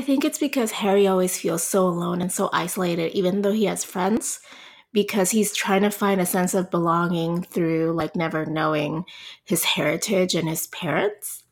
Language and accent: English; Puerto Rico; moved away as an adult; also born or lived in El Paso, Texas; now in San Antonio, United States; I'm originally from Puerto Rico. I grew up, i, you know, in Puerto Rico up to when I was twenty-four